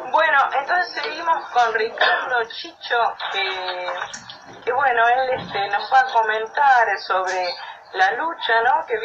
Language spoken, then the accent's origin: Spanish; Argentina; somos argentinos